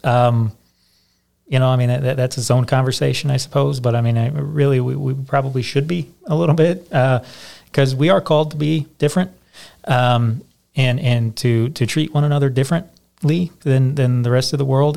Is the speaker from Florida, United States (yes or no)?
no; Michigan, United States; now in Indiana, United States; I'm originally from Michigan